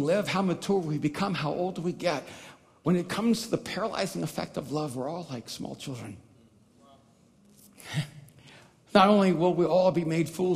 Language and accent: English; El Salvador; I'm from El Salvador, and I never knew my real father